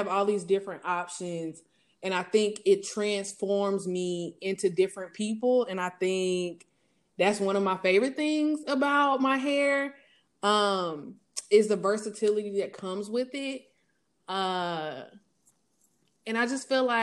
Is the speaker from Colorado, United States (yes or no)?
no; Atlanta, Georgia, United States; I'm originally from Atlanta